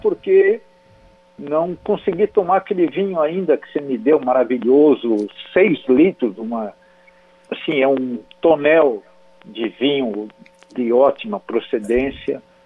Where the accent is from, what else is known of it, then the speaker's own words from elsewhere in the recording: São Manuel, São Paulo, Brazil; moved away; Eu, eu saí lá de São Manuel, interior de São Paulo, meus pais também, e toda a minha vida eu construí